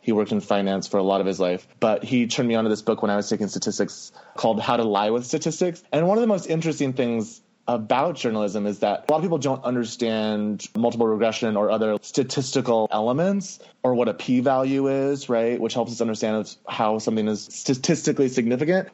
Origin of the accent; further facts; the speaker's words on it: Miami, Florida, United States; moved away as an adult; also born or lived in Chicago / New York City; growing up in Miami was just an interesting experience